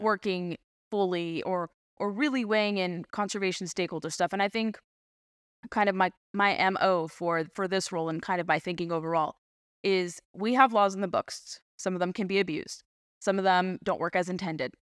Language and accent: English; California, United States; moved away; growing up in California